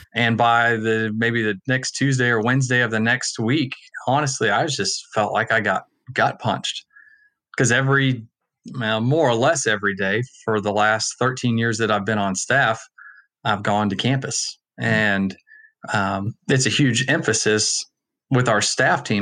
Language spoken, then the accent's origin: English; Allen, Texas, United States; I'm from Allen